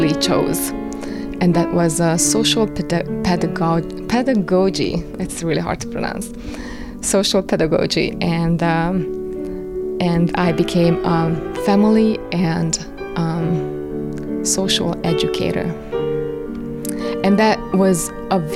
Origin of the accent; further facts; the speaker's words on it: Kapuvár, Győr-Moson-Sopron, Hungary; moved away as an adult; now in Lenox, United States; I was born in Kapuvár. I lived in Kapuvár for 30 years. It is a small town of 10,000 people, and I really liked growing up there.